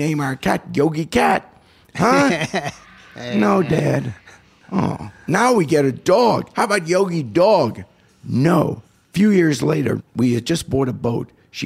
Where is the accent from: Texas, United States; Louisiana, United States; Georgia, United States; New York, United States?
New York, United States; I grew up in New York